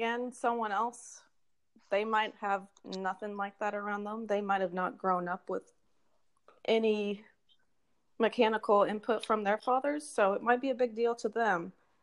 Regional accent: near Houston, Texas, United States; I grew up near Houston

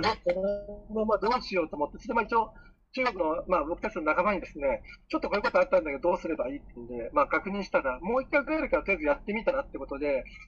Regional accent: Tokyo, Japan; moved away as an adult; now in Wuhan, China; 僕もあの、東京出身

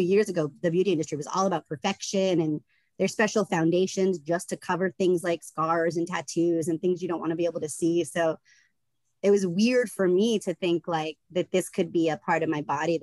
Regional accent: the South, United States; I grew up in the South

